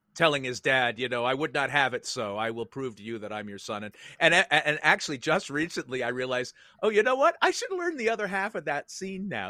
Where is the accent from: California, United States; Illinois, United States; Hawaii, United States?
California, United States; San Francisco; I was born in San Francisco, grew up there